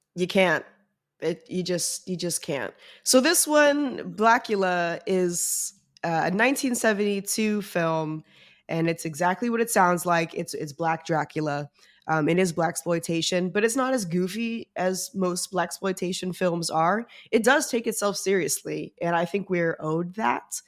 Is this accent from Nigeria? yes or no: no; New York, United States; I'm from New York